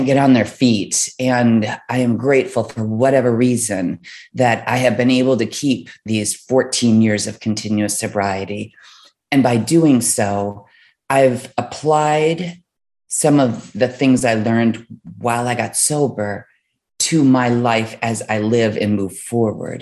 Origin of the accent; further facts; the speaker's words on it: Midwest, United States; I was raised in the Midwest